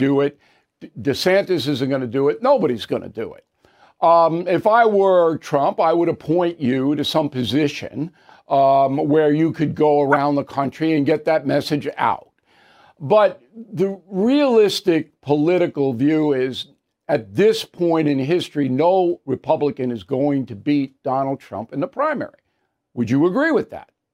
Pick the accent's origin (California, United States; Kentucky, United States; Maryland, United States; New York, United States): New York, United States; I'm a New Yorker